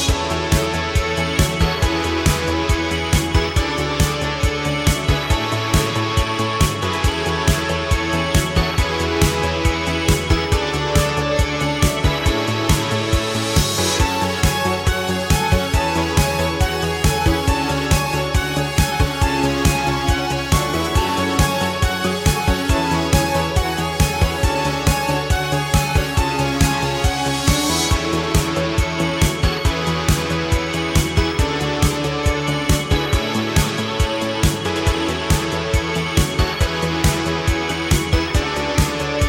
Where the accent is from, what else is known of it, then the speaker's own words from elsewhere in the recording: Sheffield, Yorkshire and the Humber, United Kingdom; my hometown of Sheffield